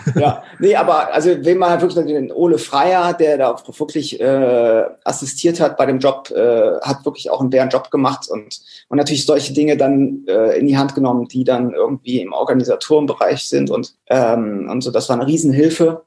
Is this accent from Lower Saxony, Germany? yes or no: no; Cologne, North Rhine-Westphalia, Germany; als Kölner